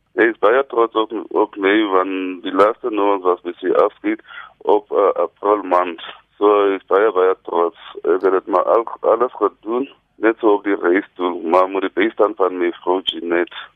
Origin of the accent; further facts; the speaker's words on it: Barkly West, Northern Cape, South Africa; now in Kimberley, South Africa; ek het groot geword hier in Tafelberg